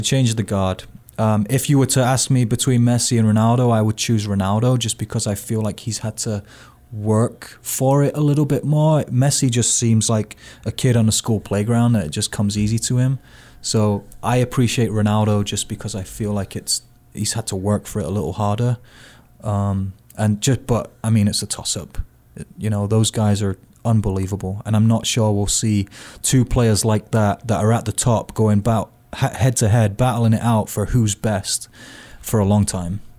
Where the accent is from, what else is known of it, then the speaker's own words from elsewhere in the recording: United Kingdom; now in United States; as a Brit